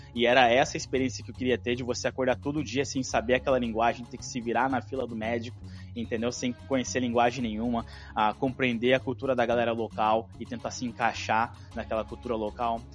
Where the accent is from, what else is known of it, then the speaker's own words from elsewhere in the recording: Brazil; first language Portuguese; moved away as an adult; also born or lived in Canada; now in Ottawa, Canada; como bom brasileiro, eu demorei para aplicar para minha cidadania